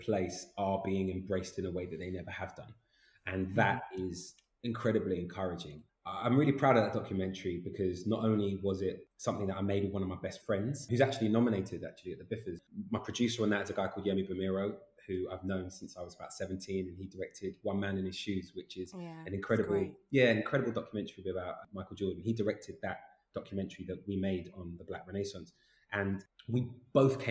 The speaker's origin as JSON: {"language": "English", "region": "London", "country": "United Kingdom", "tie": "born or raised there", "said": "I grew up in Islington in North London"}